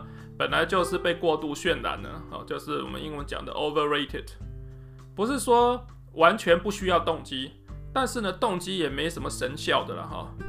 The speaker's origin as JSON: {"language": "Chinese", "region": "Taichung", "country": "Taiwan", "said": "例如说，我是台中人嘛，哈。那我读高中的时候呢，从来都不知道台大长什么样子。"}